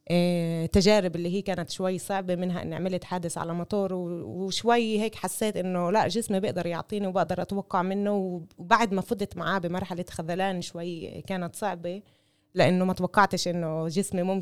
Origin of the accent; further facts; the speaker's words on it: Palestine; بنفعش تكون كامله بدون ما نكون كلياتنا كفلسطينيه